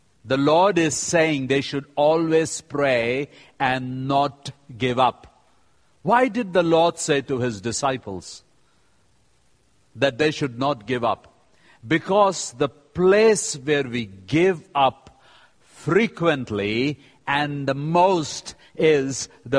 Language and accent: English; India; I am from India